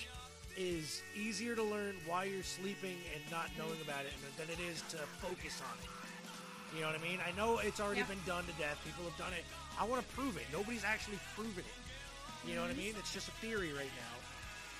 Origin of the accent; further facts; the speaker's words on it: United States; me as an American